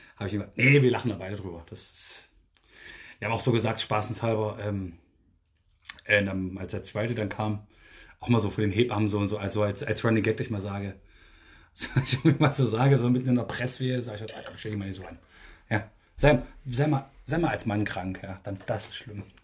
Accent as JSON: {"language": "German", "region": "Thuringia", "country": "Germany", "tie": "born or raised there", "moved": "yes", "lives_now": "Berlin, Germany", "said": "bei uns in Thüringen"}